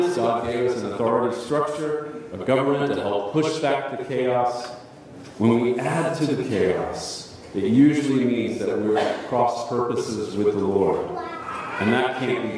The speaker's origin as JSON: {"language": "English", "country": "United States", "said": "as American Protestants"}